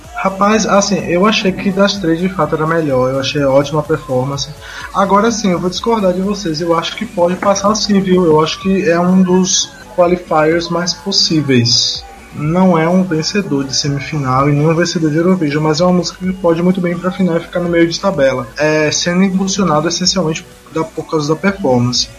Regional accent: Brazil; nós somos brasileiros

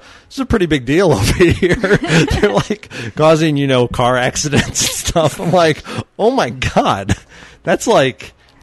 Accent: Chicago, Illinois, United States; growing up in Chicago

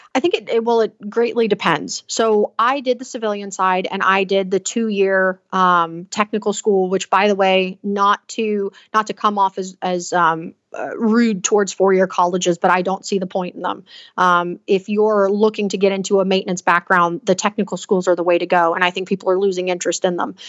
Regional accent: Southeast Alabama, United States; moved away as an adult; also born or lived in Pennsylvania / Texas / Washington; I come from the Southeast Alabama area

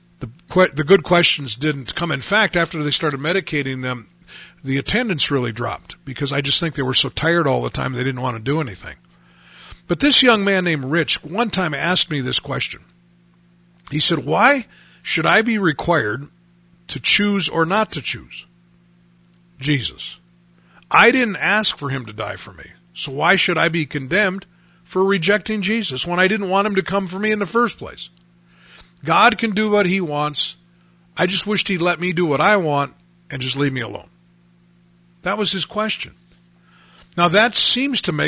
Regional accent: United States; I grew up in America

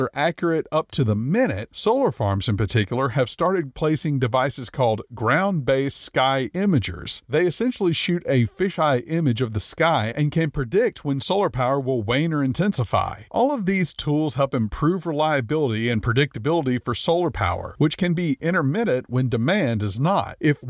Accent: Shreveport, Louisiana, United States; I grew up watching in my hometown of Shreveport, Louisiana.

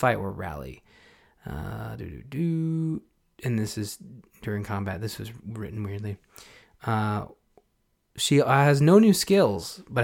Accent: Canada; being Canadian, my mother's French Canadian

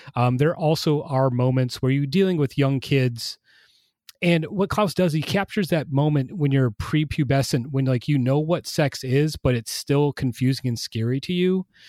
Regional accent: Traverse City, Michigan, United States; my hometown of Traverse City, Michigan

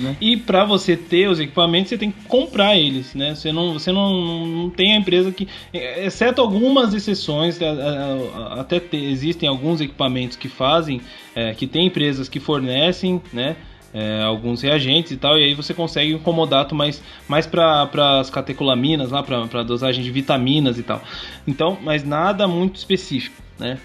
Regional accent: Sorocaba, São Paulo, Brazil; Minha conterrânea, finalmente alguém daqui, né, da, da terrinha

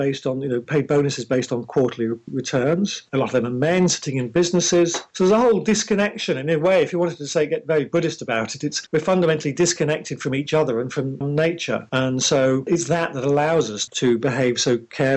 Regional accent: England, United Kingdom; I'm English

